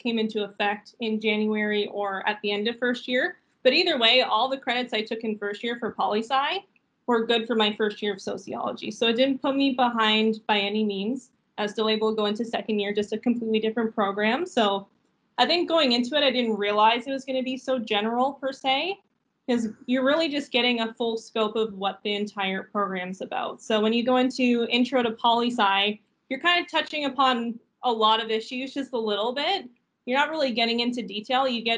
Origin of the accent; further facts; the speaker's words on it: St. Catharines, Ontario, Canada; I'm actually from St. Catharines, so I had no intention of going anywhere beyond St. Catharines